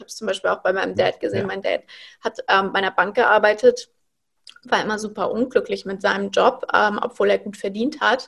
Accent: Frankfurt, Hesse, Germany; moved away as an adult; now in Berlin, Germany; Ich wohne aktuell in Berlin. Ich bin aufgewachsen in Frankfurt.

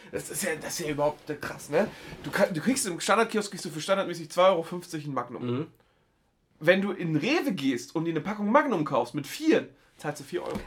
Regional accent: Geesthacht, Schleswig-Holstein, Germany; meine, meine Heimat

